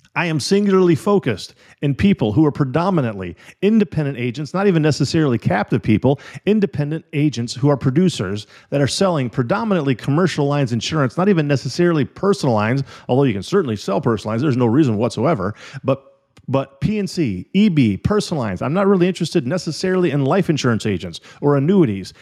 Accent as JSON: {"language": "English", "area": "Illinois and Wisconsin", "region": "Midwest", "country": "United States", "tie": "born or raised there", "also_born_or_lived": "California", "moved": "yes", "said": "When I was a little kid, I grew up in Illinois and Wisconsin"}